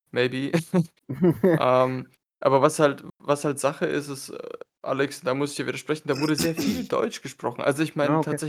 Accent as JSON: {"language": "German", "town": "Kostanay", "region": "Kostanay Region", "country": "Kazakhstan", "tie": "born there", "said": "ich bin aus Kasachstan, ich bin in Kasachstan geboren"}